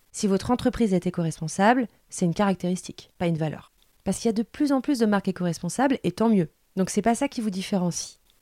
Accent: Seine-et-Marne, Île-de-France, France; On vient du même coin de Seine-et-Marne

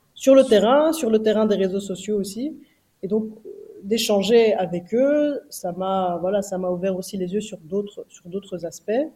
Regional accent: Brussels, Brussels-Capital Region, Belgium; On a grandi donc à Bruxelles

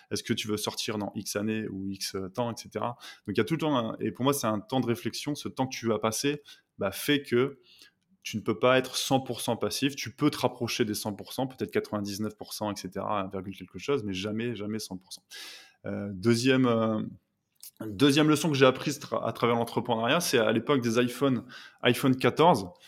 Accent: northern France, France; parce que moi je suis originaire du nord de la France

